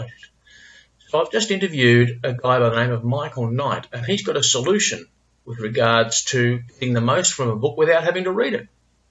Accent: Melbourne, Victoria, Australia; as a fellow Melburnian

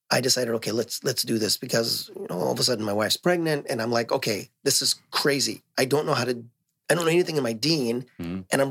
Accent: Los Angeles, California, United States; moved away as an adult; also born or lived in North Hollywood, California; now in Bay Area, United States; I grew up in L.A.

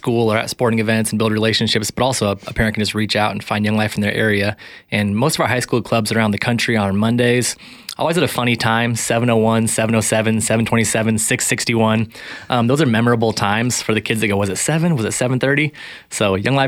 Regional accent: Spokane, Washington, United States; I grew up here in Spokane for the most part, attended Chatel Park High School

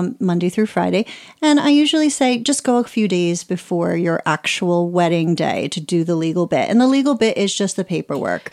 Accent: Ireland; also born or lived in United States; Just north of Dublin

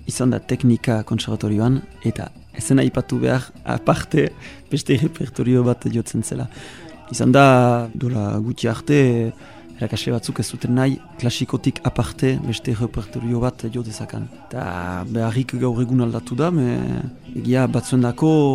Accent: Bayonne, Nouvelle-Aquitaine, France; Basque is a second language; Bayonesa, sortzez

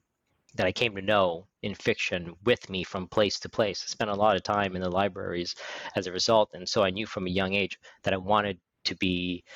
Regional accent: California, United States; born there; I was born in California, the son of an oil engineer, and moved around growing up very, very frequently.

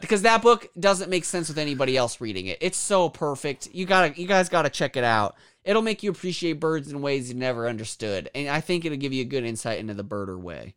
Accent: Kansas, United States; I'm from Kansas

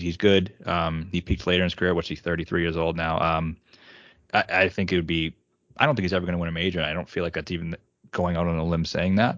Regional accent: Northeast, United States; I'm from the Northeast

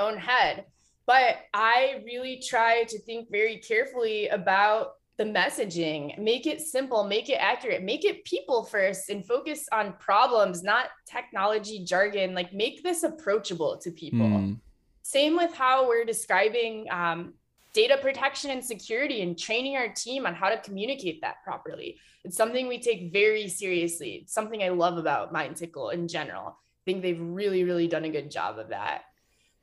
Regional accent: Toledo, Ohio, United States; I grew up in Toledo

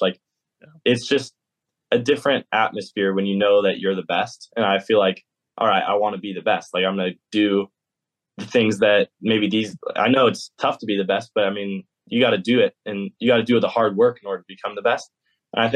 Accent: California, United States; also born or lived in Georgia; now in Athens, United States; I'm still a Californian

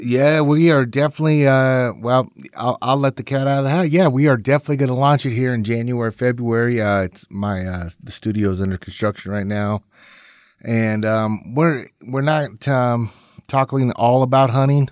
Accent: North Platte, Nebraska, United States; my hometown in, uh, North Platte, Nebraska.

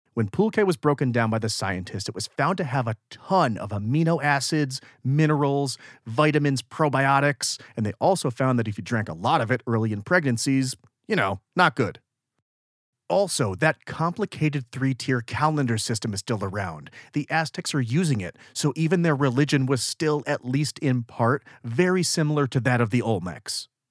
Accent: United States; I'm from America.

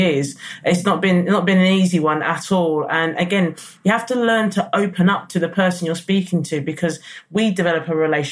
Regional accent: London, United Kingdom; also born or lived in Lewisham, South London; So I was born in South London, and then my mother moved us to North London. So I actually grew up in Edmonton, in Enfield.

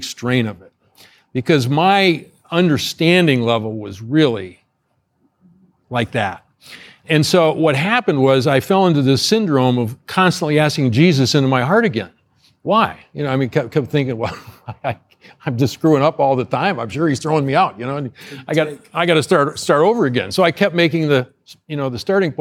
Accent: Ohio, United States; moved away; I grew up in Ohio, right next door here, very similar to Indiana

